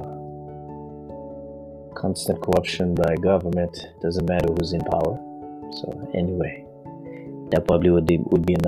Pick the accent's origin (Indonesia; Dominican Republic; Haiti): Haiti; moved away as an adult; I grew up in the Caribbean, which is Haiti